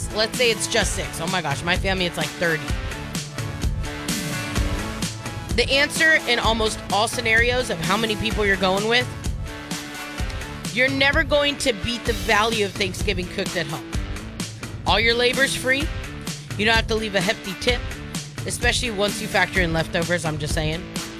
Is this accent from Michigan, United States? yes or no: no; California, United States; now in Shreveport area, Louisiana, United States; I'm from California.